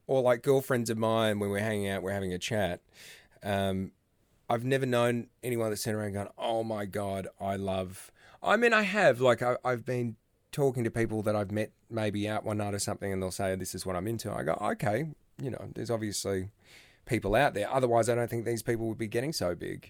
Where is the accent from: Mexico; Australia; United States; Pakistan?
Australia; Australia, my home country